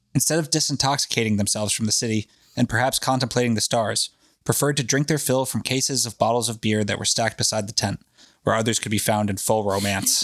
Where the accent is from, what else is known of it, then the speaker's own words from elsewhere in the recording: New England, United States; we're from New England